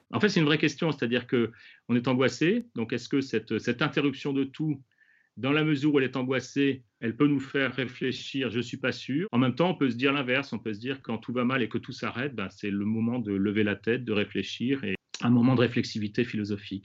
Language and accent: French; France; chez nous en France